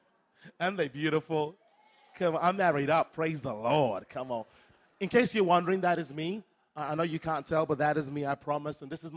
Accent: Brisbane, Queensland, Australia; But like I said … I'm from Brisbane.

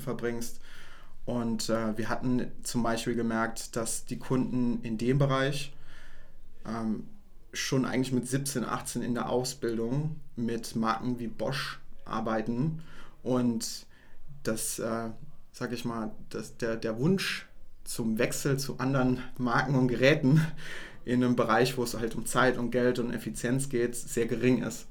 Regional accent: Saarland, Germany; wir kommen ja aus dem, aus dem Saarland und bei uns ist ein Schwenkgrill ein absolutes Muss

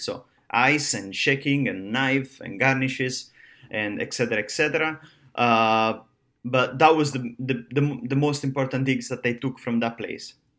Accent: Rome, Lazio, Italy; now in Miami, United States; I'm from Rome, uh, Italy.

